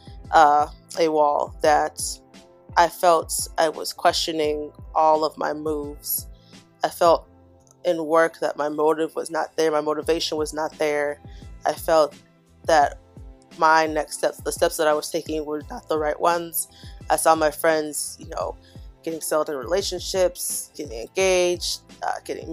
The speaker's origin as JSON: {"language": "English", "town": "Chicago", "region": "Illinois", "country": "United States", "tie": "born or raised there", "moved": "yes", "said": "back in my hometown, Chicago"}